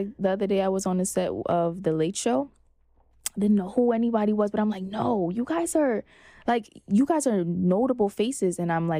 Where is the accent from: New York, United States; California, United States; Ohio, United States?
New York, United States; Brooklyn; Honestly, I have tough skin. I'm from Brooklyn, Flatbush specifically.